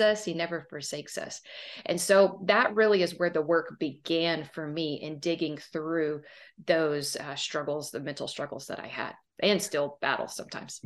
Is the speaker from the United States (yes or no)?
yes; Southern Texas, United States; I am from Southern Texas, as you can probably hear